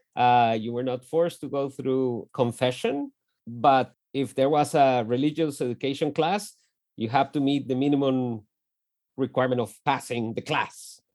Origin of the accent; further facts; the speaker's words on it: Bogotá, Colombia; moved away as an adult; also born or lived in Lawrence, Kansas; we grew up in Bogota, in the north side of, uh, of the capital city of Colombia.